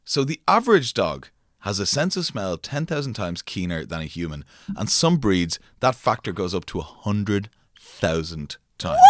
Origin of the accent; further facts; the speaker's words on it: France; growing up in France